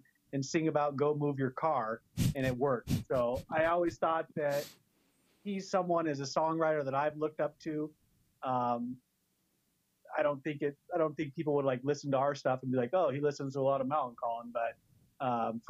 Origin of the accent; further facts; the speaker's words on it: San Diego, California, United States; now in Spokane, United States; I am from Spokane, but when I was young, my dad moved to San Diego. So I went to elementary, middle school, high school down in San Diego